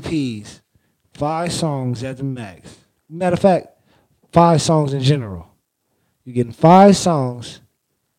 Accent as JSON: {"language": "English", "town": "Oakland", "region": "California", "country": "United States", "said": "I'm from Oakland, California"}